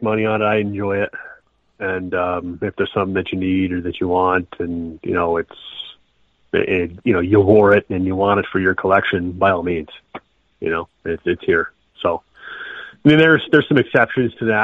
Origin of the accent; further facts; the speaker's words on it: Rochester, New York, United States; I was raised in Rochester. I live a little further south now